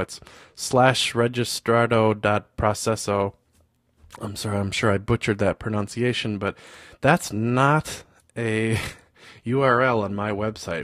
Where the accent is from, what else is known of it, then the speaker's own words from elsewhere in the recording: United States; I'm from the States